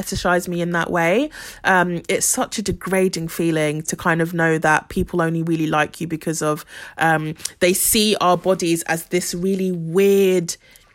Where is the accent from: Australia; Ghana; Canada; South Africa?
Ghana; I'm from Ghana